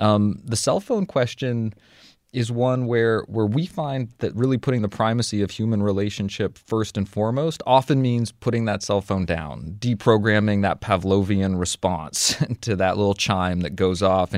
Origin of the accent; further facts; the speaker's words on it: United Kingdom; I'm British, so the whole tipping thing is different here anyway